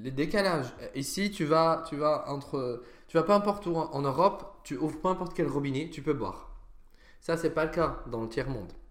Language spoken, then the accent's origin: French; Damascus, Damascus Governorate, Syria; moved away as an adult; also born or lived in Sweden / Italy; now in France; Je suis né à Damas. À Damas. En Syrie. J'ai vécu 20 ans de ma vie là-bas.